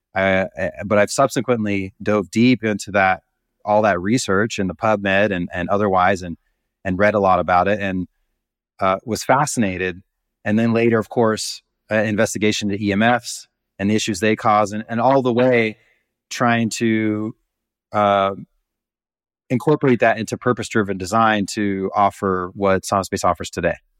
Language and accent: English; Montana, United States; I grew up in Montana